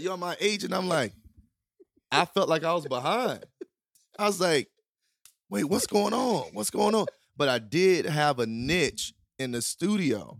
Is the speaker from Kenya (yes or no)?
no; Durham, North Carolina, United States; moved away as an adult; also born or lived in Wilson / Los Angeles; growing up in Durham